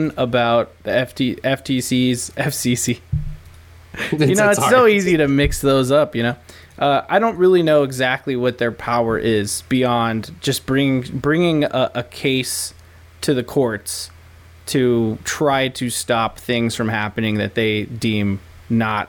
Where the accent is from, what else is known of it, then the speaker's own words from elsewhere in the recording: United States; we're American